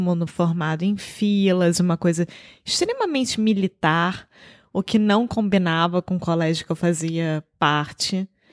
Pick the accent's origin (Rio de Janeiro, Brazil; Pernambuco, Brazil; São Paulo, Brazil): Rio de Janeiro, Brazil; moved away as an adult; now in Portugal; Eu sou brasileira, carioca do Rio de Janeiro